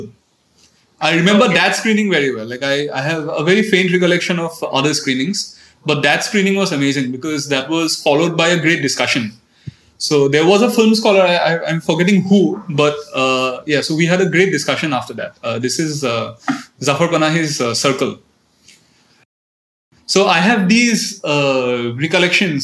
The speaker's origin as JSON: {"language": "English", "region": "Assam", "country": "India", "tie": "born or raised there", "also_born_or_lived": "Delhi", "moved": "yes", "said": "I'm from Assam. I went to an English medium school, which you know, so my I was a little alienated from my own culture. Because in almost every English medium schools in Assam"}